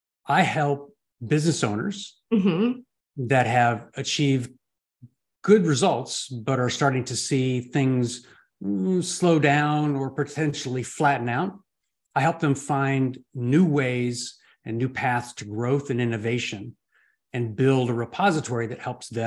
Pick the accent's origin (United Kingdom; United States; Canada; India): United States; California; Born and raised in Southern California. I lived in 26 homes by the time I was 30.